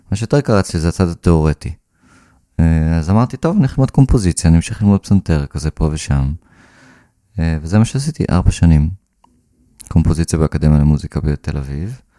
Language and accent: Hebrew; Karmiel, Northern District, Israel; ניגנתי כינור אה, חמש שנים. בקונסרבטוריון איפה, ש... איפה שגדלתי בכרמיאל.